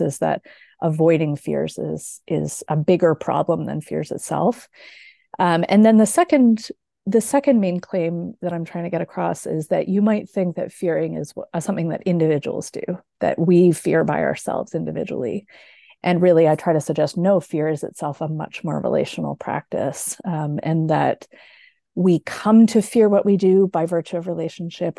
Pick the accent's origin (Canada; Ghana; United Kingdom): Canada; now in Michigan, United States; I am Canadian. I now live in the U S